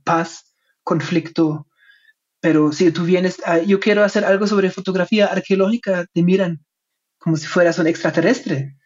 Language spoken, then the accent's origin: Spanish; Germany; Spanish is a second language; moved away; como soy alemán, mi español no es perfecto